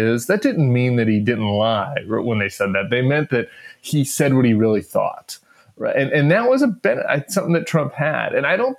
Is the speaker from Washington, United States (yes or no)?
no; Colorado, United States; moved away; it was my home state